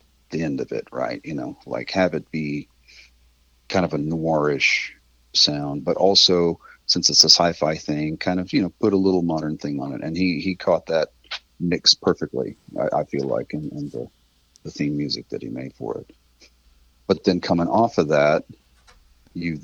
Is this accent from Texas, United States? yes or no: yes; Weatherford, Texas, United States; now in Fort Worth, United States; I grew up out in Weatherford